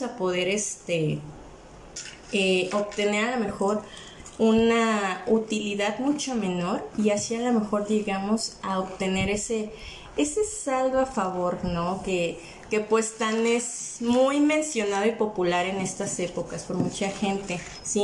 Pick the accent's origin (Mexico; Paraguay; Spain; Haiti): Mexico; siendo mexicanos